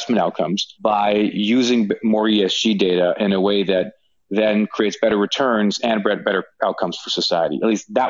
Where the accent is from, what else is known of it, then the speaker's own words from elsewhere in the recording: Canada; moved away as an adult; also born or lived in United States; having spent most of my career working in the US, but I am Canadian.